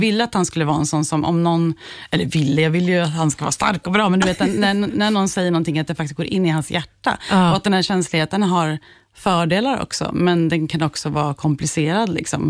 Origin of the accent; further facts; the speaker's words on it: Skärblacka, Östergötland, Sweden; jag är uppvuxen i Skärblacka